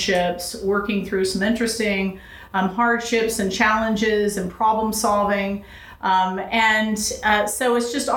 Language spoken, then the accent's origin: English; Huntsville, Alabama, United States; moved away as an adult; also born or lived in Los Angeles, California; I grew up in Alabama, in Huntsville, Alabama